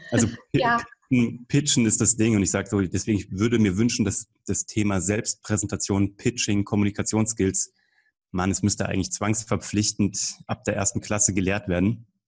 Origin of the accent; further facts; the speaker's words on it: Kassel, Hesse, Germany; now in Munich, Germany; ich lebe jetzt in München, ich bin gebürtig aus Kassel eigentlich. Ich bin so ein eingereister Preuße sozusagen hier oder ein Zugroster, wie man sagt, in München.